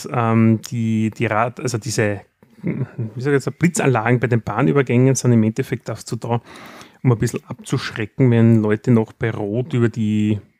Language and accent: German; Austria; Was macht es für uns als Österreicher natürlich einfacher?